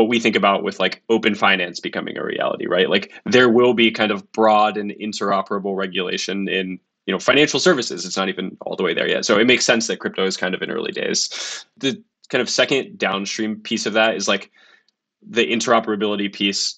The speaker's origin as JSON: {"language": "English", "country": "United States", "moved": "yes", "lives_now": "London, United Kingdom", "said": "I'm American. I live in London"}